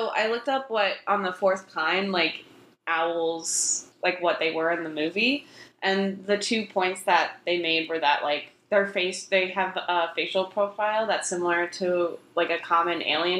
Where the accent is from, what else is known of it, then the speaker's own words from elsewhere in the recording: the Poconos, Pennsylvania, United States; now in Philadelphia, United States; I'm from the Poconos, so I'm very woodsy